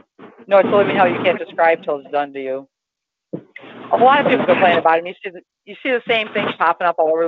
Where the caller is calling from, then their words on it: Toledo, Ohio, United States; I'm in Toledo, Ohio.